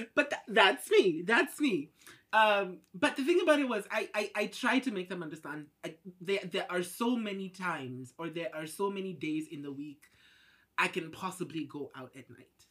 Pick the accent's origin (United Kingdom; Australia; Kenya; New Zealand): Kenya; moved away as an adult; now in Beijing, China; I'm Kenyan. I've been here for about five years.